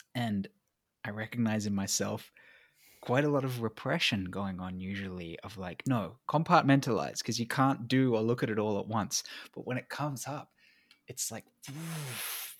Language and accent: English; England, United Kingdom; now in Australia; I'm an implant anyway. I was born in England